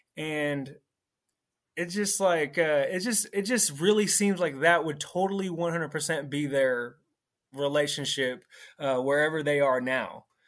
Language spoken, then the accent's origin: English; California, United States; I'm from the Bay Area, California.